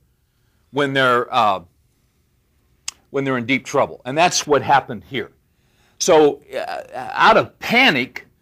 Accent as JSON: {"language": "English", "region": "California", "country": "United States", "moved": "yes", "lives_now": "Dallas, United States", "said": "I'm from California"}